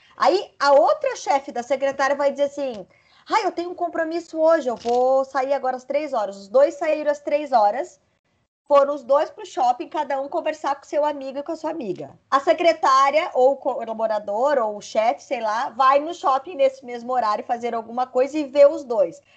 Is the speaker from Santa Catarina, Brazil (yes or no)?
yes; Lages, Santa Catarina, Brazil; eu sou de Lages, que é uma cidade muito conservadora